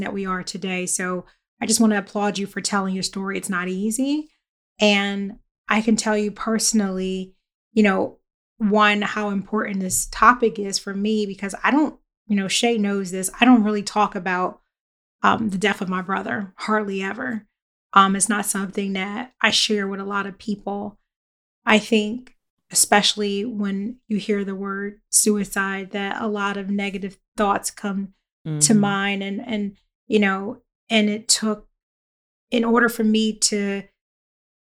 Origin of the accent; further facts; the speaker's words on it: Philadelphia, Pennsylvania, United States; I grew up in Philly